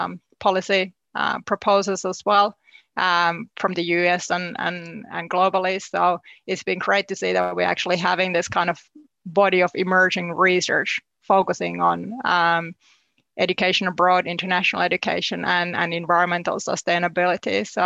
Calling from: New Zealand; I am, yes. I mean, I guess life in New Zealand, sometimes you do feel like you're living in this kind of alternative reality

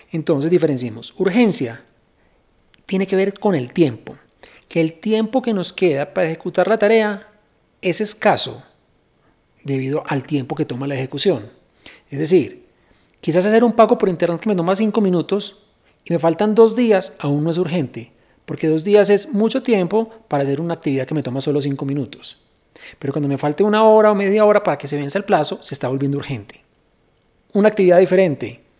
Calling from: Mexico; de México y esta es mi duda.

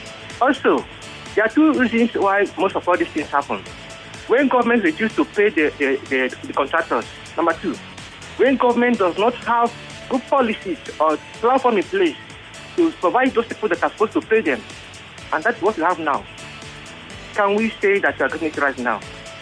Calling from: Ojo, Lagos, Nigeria; I am calling from Ojo.

